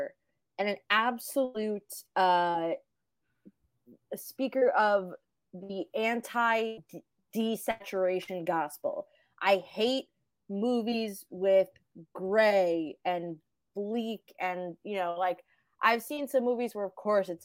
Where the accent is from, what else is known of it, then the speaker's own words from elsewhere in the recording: Australia; I'm Australian